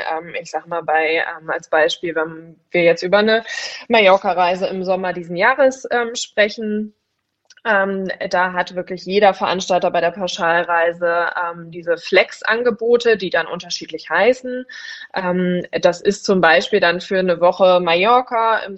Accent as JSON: {"language": "German", "region": "Hamburg", "country": "Germany", "said": "auf die Alster, äh, das ist immer so das, worauf man dann irgendwie als Hamburger immer hofft"}